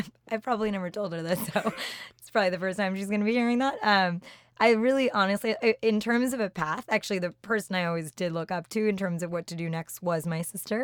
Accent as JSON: {"language": "English", "town": "Randolph", "region": "New Jersey", "country": "United States", "tie": "born or raised there", "also_born_or_lived": "Boston", "moved": "as an adult", "lives_now": "New York, United States", "said": "Grew up in Randolph, New Jersey"}